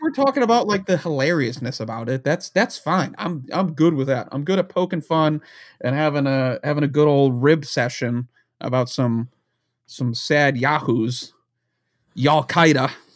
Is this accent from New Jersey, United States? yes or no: yes; New Jersey, United States; I grew up in New Jersey right outside of where he was doing his shenanigans back in New York